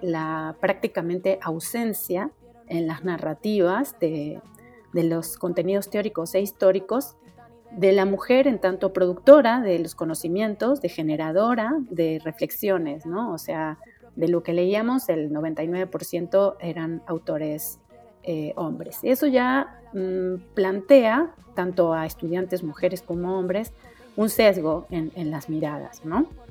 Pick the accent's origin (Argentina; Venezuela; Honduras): Argentina; moved away as an adult; also born or lived in Mexico City, Mexico; now in Mexico; soy argentina de nacimiento, llegué a México a los 18 años